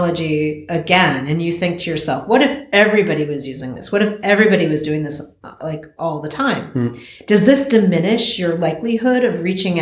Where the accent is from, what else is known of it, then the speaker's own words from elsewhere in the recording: United States; I am American